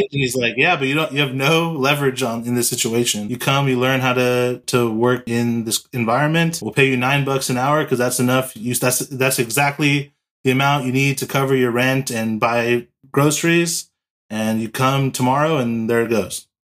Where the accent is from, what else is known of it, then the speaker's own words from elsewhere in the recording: Los Angeles, California, United States; also born or lived in San Diego; I'm from Los Angeles, California. Born and raised here in California